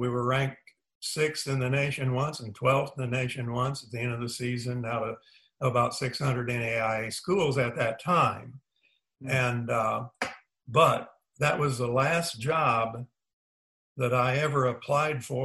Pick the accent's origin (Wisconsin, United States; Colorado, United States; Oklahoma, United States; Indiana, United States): Indiana, United States; moved away as an adult; also born or lived in Tennessee; back in my home state of Indiana